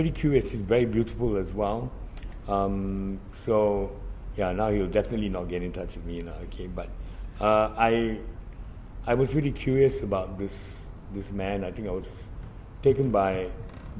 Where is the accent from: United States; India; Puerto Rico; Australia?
India; as an Indian